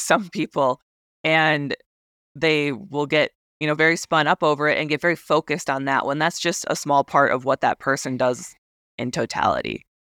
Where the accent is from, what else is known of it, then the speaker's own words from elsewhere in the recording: Wisconsin, United States; moved away as an adult; also born or lived in Japan; growing up in Wisconsin